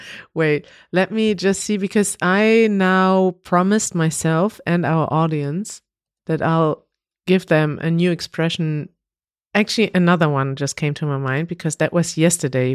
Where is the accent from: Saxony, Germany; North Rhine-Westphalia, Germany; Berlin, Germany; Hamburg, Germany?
North Rhine-Westphalia, Germany; Münster; we went to the streets in Münster, in my hometown